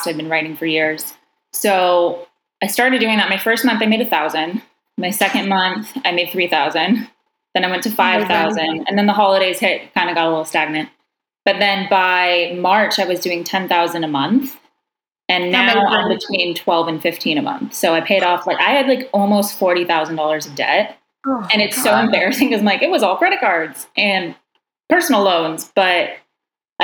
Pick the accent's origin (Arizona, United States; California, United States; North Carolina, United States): California, United States; moved away as an adult; also born or lived in Toronto; I was moving back and forth from Toronto to California because I'm from California